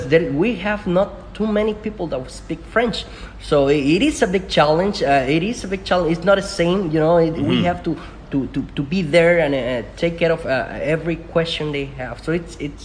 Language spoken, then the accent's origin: English; Talpa de Allende, Jalisco, Mexico; English is a second language; moved away as an adult; also born or lived in Puerto Vallarta, Mexico; now in Mazatlán, Mexico; I'm from Talpa de Allende, a small town behind the mountain of the Sierra Madre, by the area of Puerto Vallarta.